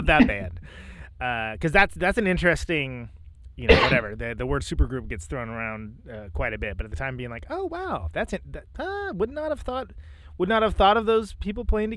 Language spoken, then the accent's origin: English; West Coast, United States; born and bred on the West Coast